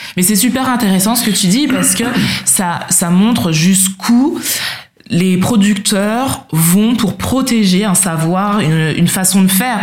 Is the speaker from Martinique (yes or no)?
yes; Martinique; je suis martiniquaise